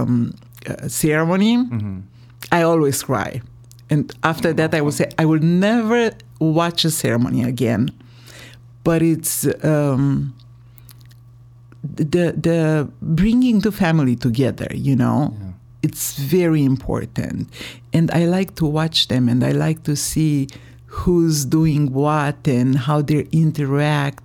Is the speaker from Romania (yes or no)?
yes; Romania; moved away; I'm from Romania, and I came here 4 years ago